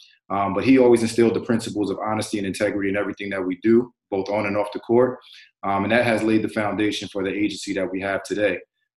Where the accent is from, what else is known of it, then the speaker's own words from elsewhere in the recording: New York City, New York, United States; also born or lived in Hamilton, New York / South Florida; growing up in New York City.